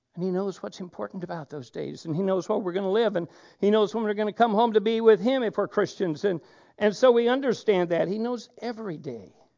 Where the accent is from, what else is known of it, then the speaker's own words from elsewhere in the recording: Oregon, United States; moved away; I come from Oregon